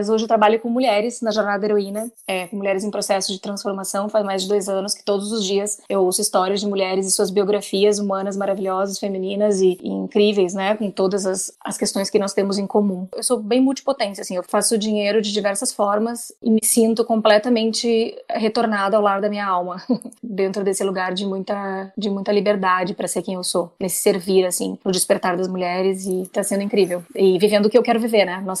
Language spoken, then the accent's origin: Portuguese; Pampa Gaúcho, Rio Grande do Sul, Brazil; moved away as an adult; also born or lived in Porto Alegre / São Paulo; Eu sou gaúcha, eu nasci lá no, no cu do mundo, entendeu? Lá no Pampa Gaúcho.